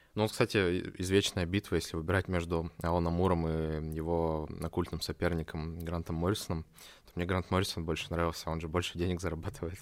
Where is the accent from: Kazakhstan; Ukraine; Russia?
Russia; Omsk, Omsk Oblast; now in Saint Petersburg, Russia; я сам из Омска